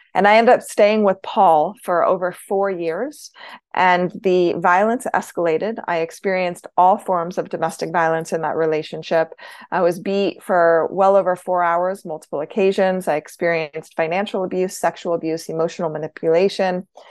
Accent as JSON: {"language": "English", "region": "Idaho", "country": "United States", "tie": "born or raised there", "said": "I was born in Idaho"}